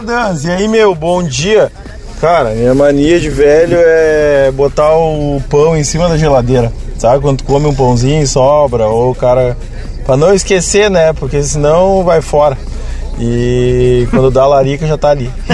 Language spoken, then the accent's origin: Portuguese; Viamão, Rio Grande do Sul, Brazil; minha infância em Viamão